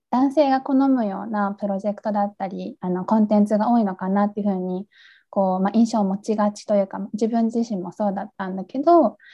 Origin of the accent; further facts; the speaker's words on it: Miyazaki, Japan; now in Tokyo, Japan; 私宮崎出身なんです